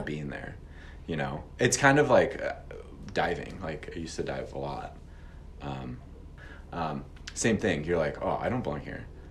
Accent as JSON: {"language": "English", "town": "St. Louis", "region": "Missouri", "country": "United States", "moved": "yes", "lives_now": "Missoula, United States", "said": "I'm originally from St. Louis, Missouri."}